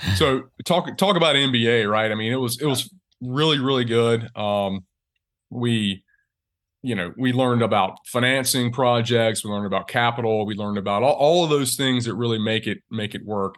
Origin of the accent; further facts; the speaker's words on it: Eastern North Carolina, United States; also born or lived in Greenville, South Carolina; I'm from Eastern North Carolina, so I'm from that region